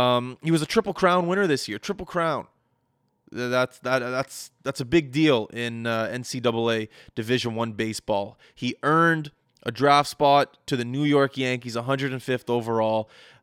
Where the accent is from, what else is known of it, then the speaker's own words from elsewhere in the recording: Canada; So it felt amazing waking up this morning, being a Canadian, and knowing that the Toronto Raptors were the champions of the National Basketball Association.